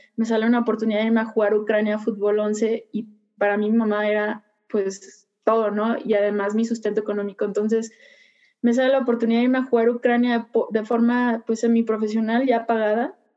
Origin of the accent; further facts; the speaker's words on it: Puerto Vallarta, Jalisco, Mexico; soy originaria de Puerto Vallarta